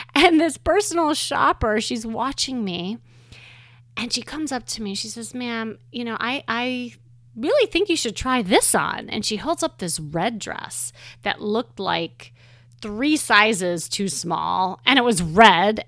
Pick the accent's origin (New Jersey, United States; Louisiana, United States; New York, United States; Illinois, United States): Illinois, United States; Chicago; moved away; I'm from Chicago, and when, um, I lived there, I had a very traditional life there